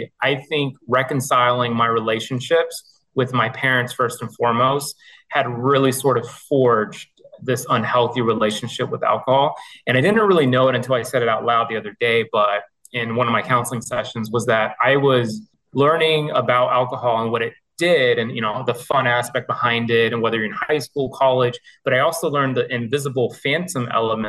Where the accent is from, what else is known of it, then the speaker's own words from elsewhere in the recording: Missouri, United States; now in Taunton, United States; I am originally from the Midwest. I grew up, born and raised in the state of Missouri, but I currently live in Taunton, Massachusetts